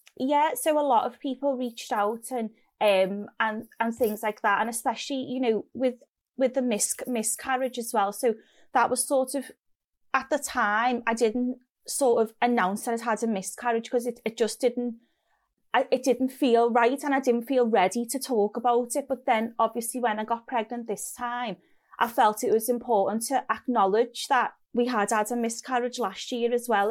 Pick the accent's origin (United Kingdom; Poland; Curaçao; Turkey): United Kingdom; Liverpool, North West England; accent: Scouse; moved away as an adult; also born or lived in Oxford; the Scouse accent